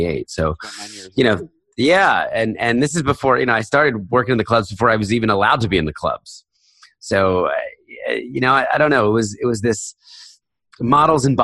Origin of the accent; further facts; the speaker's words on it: United States; moved away as an adult; I was raised in a very conservative Christian home in Philadelphia, New Jersey